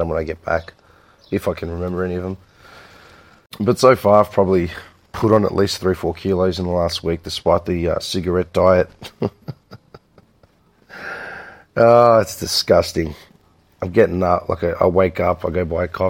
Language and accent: English; Melbourne, Victoria, Australia; growing up in Melbourne, I mean, we've always been surrounded by Greeks